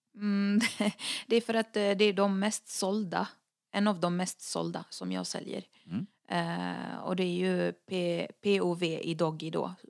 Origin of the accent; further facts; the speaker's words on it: Lebanon; moved away; jag är den enda libanesen från både mamma och pappa